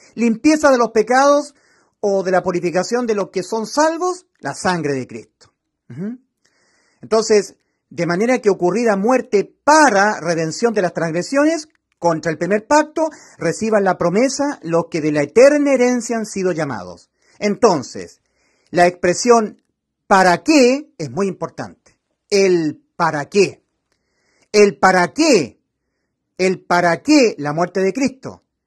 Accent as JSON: {"language": "Spanish", "country": "Chile", "said": "como somos los chilenos. Yo soy chileno"}